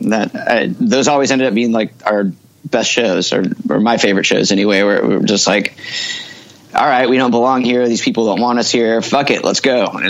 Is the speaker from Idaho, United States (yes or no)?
no; Mount Vernon, Washington, United States; also born or lived in Bellingham, United States; I was born in Bellingham, Washington, which is right up by the Canadian border.